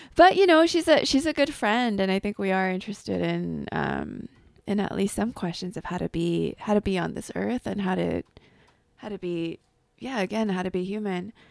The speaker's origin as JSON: {"language": "English", "area": "on the border of LA and Orange Counties", "region": "Southern California", "country": "United States", "tie": "born or raised there", "moved": "as an adult", "said": "I grew up in Southern California in a small town on the border, outside of L A, um, on the border of L A and Orange Counties"}